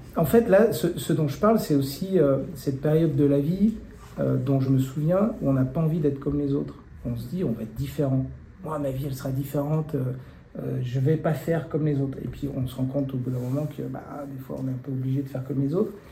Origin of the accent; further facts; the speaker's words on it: Tarentaise, vallée des Belleville, Auvergne-Rhône-Alpes, France; now in Annecy, France; j'ai grandi en Tarentaise, dans la vallée des Belles-Villes